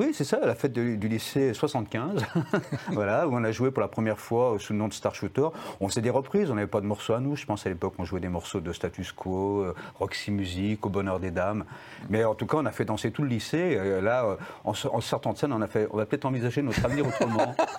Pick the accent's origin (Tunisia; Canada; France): France; quand on est français